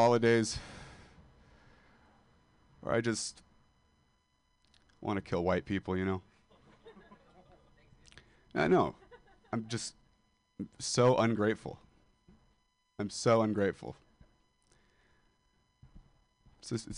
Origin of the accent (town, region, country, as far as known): Modesto, California, United States; moved away as an adult